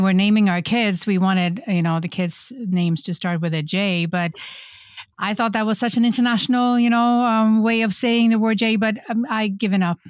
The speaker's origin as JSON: {"language": "English", "country": "Sweden", "moved": "yes", "lives_now": "Folsom, United States", "said": "I'm originally from Sweden, but I am a very European Californian"}